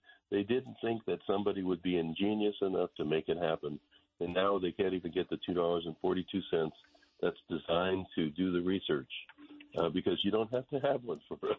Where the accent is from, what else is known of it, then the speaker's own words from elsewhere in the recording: Stockton, California, United States; This is like the good old days of growing up in Stockton where you couldn't see across the street.